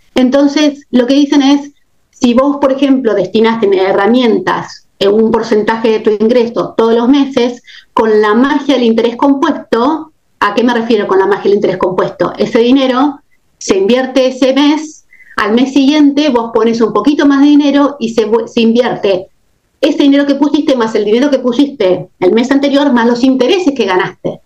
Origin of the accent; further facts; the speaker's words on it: Argentina; moved away as an adult; now in United States; tengo mucha experiencia con la inflación porque estoy argentina